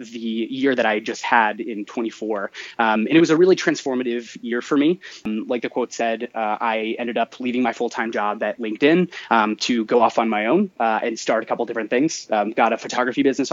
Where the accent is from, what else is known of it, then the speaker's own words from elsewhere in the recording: right outside of Columbus, Ohio, United States; I am from Ohio, originally born and raised right outside of Columbus